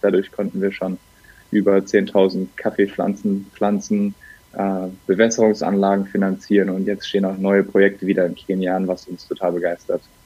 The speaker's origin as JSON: {"language": "German", "area": "Bergisches Land", "region": "North Rhine-Westphalia", "country": "Germany", "tie": "born or raised there", "lives_now": "Cologne, Germany", "said": "Gebürtig komme ich rechtsrheinisch aus dem Bergischen. Mittlerweile bin ich aber in Köln richtig zu Hause"}